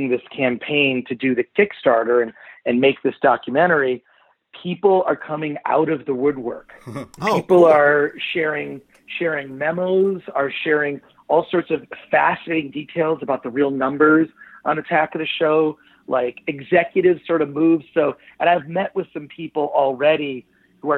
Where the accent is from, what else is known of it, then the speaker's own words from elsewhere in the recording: Detroit, Michigan, United States; when I was a little kid, I grew up in Detroit